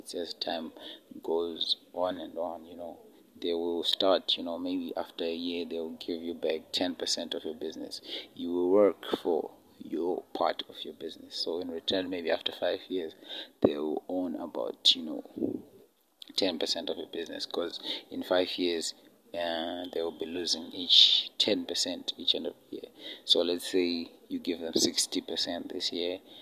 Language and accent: English; Zimbabwe; my home country, Zimbabwe, in Africa